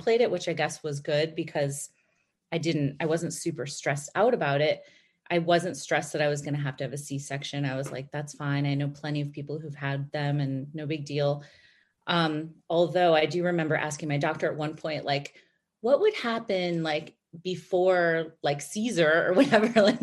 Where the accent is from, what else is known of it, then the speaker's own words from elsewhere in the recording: Chicago, Illinois, United States; moved away as an adult; also born or lived in New York; we grew up in Chicago